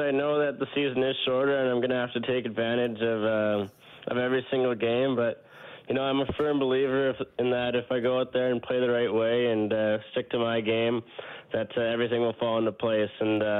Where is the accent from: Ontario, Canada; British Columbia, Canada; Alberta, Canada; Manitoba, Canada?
Alberta, Canada; Edmonton; Edmonton's a hockey city. I grew up playing hockey. I grew up watchin